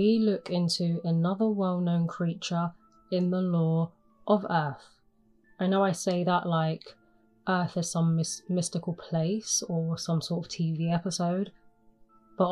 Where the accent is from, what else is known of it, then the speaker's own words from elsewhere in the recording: England, United Kingdom; I am from England